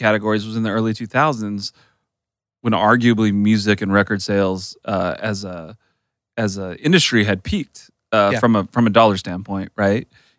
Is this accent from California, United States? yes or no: yes; California, United States; Well, partly though, because I grew up in South Orange County and North.